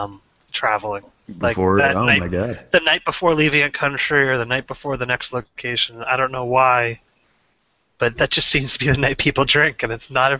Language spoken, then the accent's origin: English; Long Island, Suffolk County, New York, United States; now in Vermont, United States